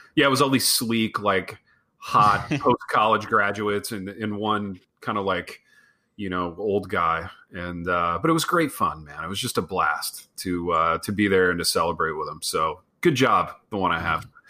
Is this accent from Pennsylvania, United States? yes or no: no; Hartford City, Indiana, United States; We had this little pizza place in my hometown called Pizza King